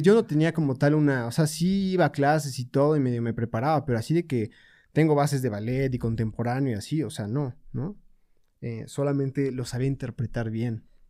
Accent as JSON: {"language": "Spanish", "region": "Puebla", "country": "Mexico", "tie": "born or raised there", "said": "Yo soy originario de Puebla. Y pues sí, aquí he estado toda mi vida"}